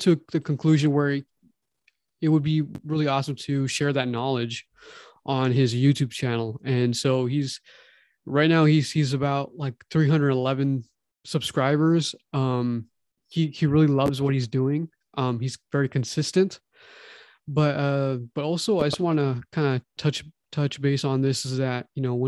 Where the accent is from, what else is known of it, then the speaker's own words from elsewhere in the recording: Toronto, Ontario, Canada; now in California, United States; we're from Toronto